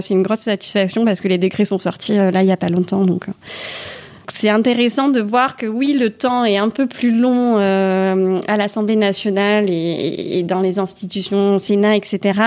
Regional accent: Toulouse, Occitania, France; also born or lived in Manville, Haute-Garonne; j'ai 33 ans, je viens de euh, Toulouse et donc je vis à Manville, euh, une commune rurale euh, d'Occitanie et plus précisément de Haute-Garonne.

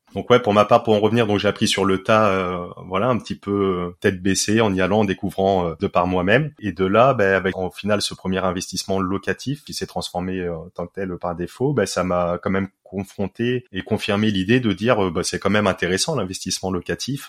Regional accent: Poitiers, Nouvelle-Aquitaine, France; also born or lived in Paris; Je suis originaire de Poitiers, là où je réside actuellement, à, 15 minutes au sud de, de Poitiers

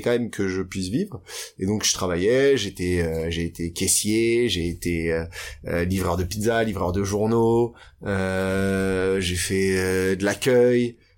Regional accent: Paris, Île-de-France, France; j'ai grandi à Paris. Je suis né à Paris, mhm. dans les beaux quartiers, dans le 16e arrondissement jusqu'à mes 12 ans

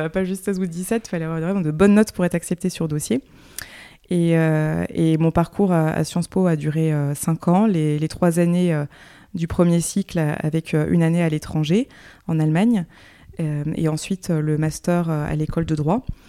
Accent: Le Havre, Normandy, France; also born or lived in Paris; now in Nantes, France; J'ai passé mon enfance au Havre, en Normandie

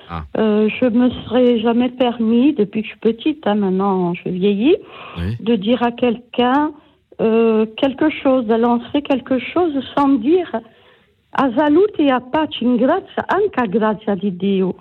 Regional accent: Corsica, France; Oui, je suis corse.

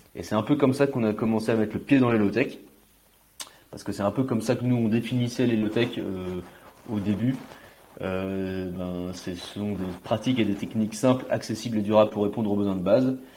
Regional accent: Côtes-d'Armor, Brittany, France; j'ai eu la chance, enfin j'ai la chance de grandir euh, et d'avoir grandi à la campagne, dans les Côtes d'Armor

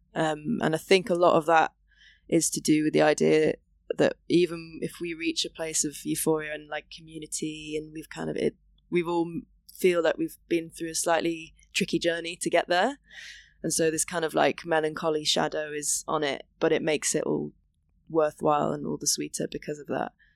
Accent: Wales, United Kingdom; now in England; growing up in Wales

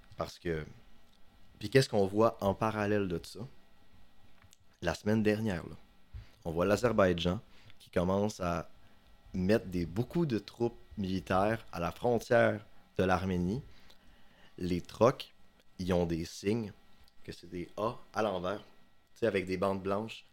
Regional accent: Chicoutimi, Quebec, Canada; moved away as an adult; now in Sherbrooke, Canada; je suis un gars du Saguenay comme vous. Euh, j'ai grandi à Chicoutimi.

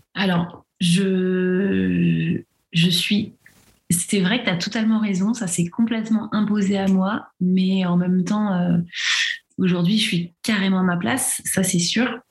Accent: Paris region, Île-de-France, France; moved away as an adult; now in Lille, France; j'ai grandi en région parisienne, mais aujourd'hui, je vis à Lille depuis depuis six ans

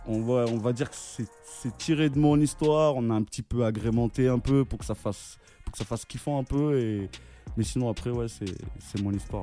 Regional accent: Narbonne, Montpellier area, Occitania, France; also born or lived in Comoros; now in Paris, France; je suis euh, du côté de Narbonne, Montpellier

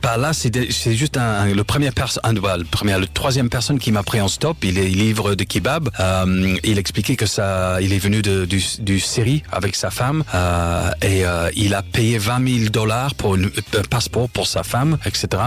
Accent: Leeds, Yorkshire and the Humber, United Kingdom; French is a second language; moved away as an adult; also born or lived in Lille / Paris; now in Marseille, France; je suis anglais, je suis né à Leeds en Angleterre

